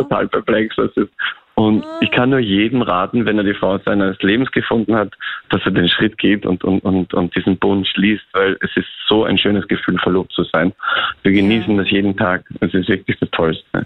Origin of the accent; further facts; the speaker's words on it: Tyrol, Austria; moved away as an adult; now in Vienna, Austria; ich bin Tiroler